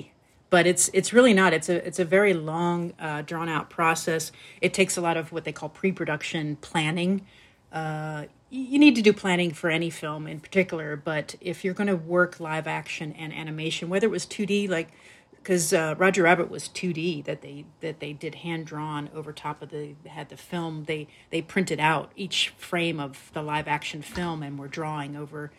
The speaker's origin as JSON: {"language": "English", "region": "East Coast", "country": "United States", "tie": "born or raised there", "said": "I grew up on the East Coast"}